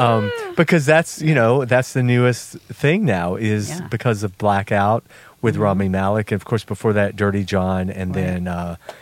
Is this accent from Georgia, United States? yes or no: yes; Georgia, United States; I'm from Georgia.